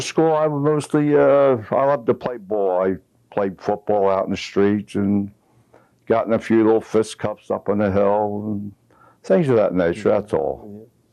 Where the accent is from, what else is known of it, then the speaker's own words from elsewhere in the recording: Bridgeport, Pennsylvania, United States; also born or lived in King of Prussia, Pennsylvania; I was born and raised in Bridgeport on October 25th, 1921